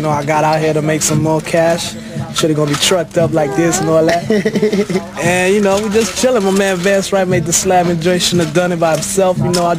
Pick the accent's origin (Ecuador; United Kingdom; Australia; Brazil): United Kingdom; England; now in United States; I was born in England. I came over here in, like, 76.